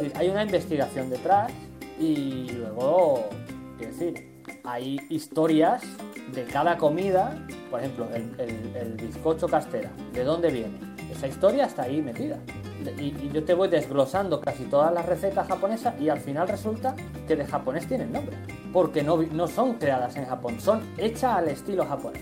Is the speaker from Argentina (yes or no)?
no; Badajoz, Extremadura, Spain; moved away as an adult; now in Tokyo, Japan; soy español, pero soy del sur de Extremadura, concretamente de Badajoz.